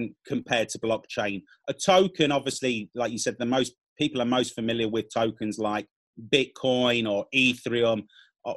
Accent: United Kingdom; also born or lived in Spain / Latin America; I'm from the UK, you can tell by my accent

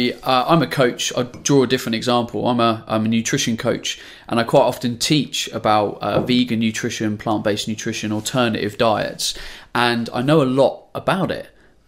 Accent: Ipswich, East of England, United Kingdom; I'm from Ipswich, Suffolk. So it was a long way away.

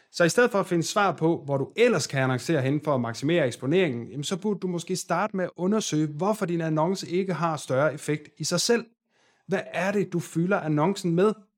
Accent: Aarhus, Central Denmark Region, Denmark; Jeg er selv fra Aarhus

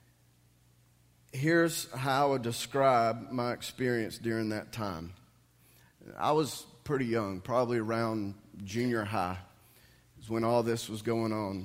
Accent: Dallas, Tyler, Texas, United States; When I was younger, we lived in Dallas. We were members of First Baptist Church there

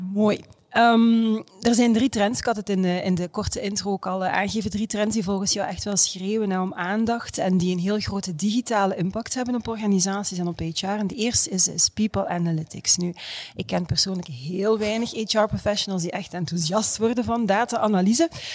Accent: Ghent, Flanders, Belgium; ik als Gentse

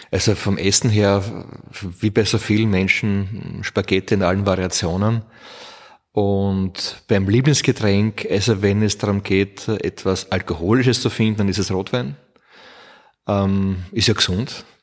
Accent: Burgenland, Austria; also born or lived in Vorau, Austria; Ich bin geboren in der Steiermark, in Vorau, weil äh, mein Vater, ein Steirer, unbedingt wollte, dass ein Kind wenigstens in der Steiermark geboren ist. Ich war der, der Jüngste. Und habe damals gewohnt im südlichen Burgenland

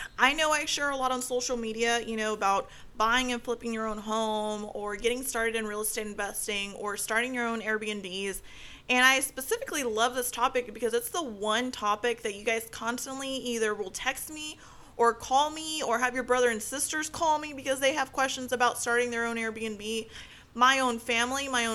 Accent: United States; I'm from the United States. I wasn't born in Mexico

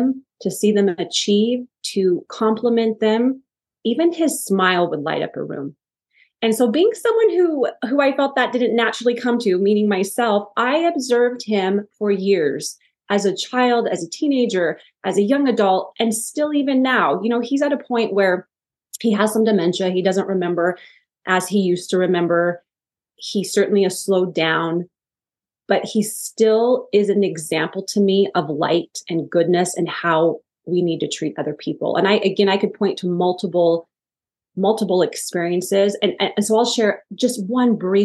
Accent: Wyoming, United States; I grew up in Wyoming

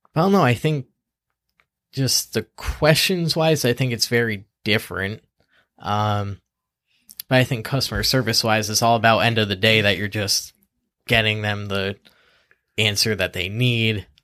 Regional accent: Easthampton, Massachusetts, United States; I'm born and raised in East Hampton.

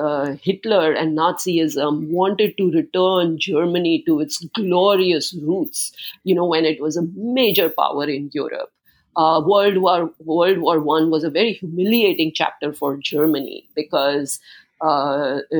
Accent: India; moved away; I grew up in India, in socialistic India

